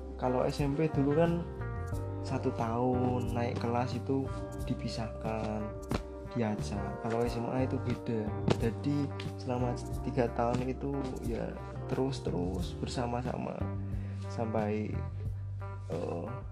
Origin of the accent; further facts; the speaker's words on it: Purbalingga, Central Java, Indonesia; saya asal Purbalingga